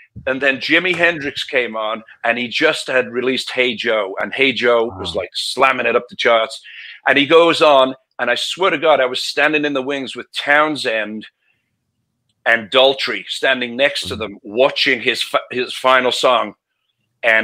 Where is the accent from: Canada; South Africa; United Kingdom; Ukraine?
United Kingdom; Liverpool, North West England; moved away; I was a rocker from Liverpool